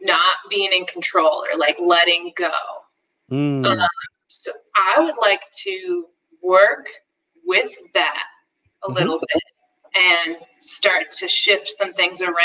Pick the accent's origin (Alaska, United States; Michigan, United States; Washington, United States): Michigan, United States; moved away; I'm from Michigan